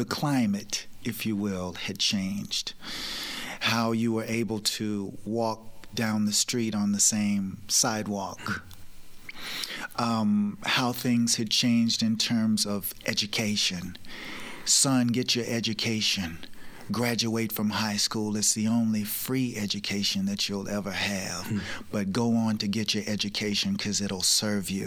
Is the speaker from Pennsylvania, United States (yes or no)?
no; Lake Providence, Tennessee, United States; moved away as an adult; also born or lived in Memphis / Atlanta / New York City; growing up in the South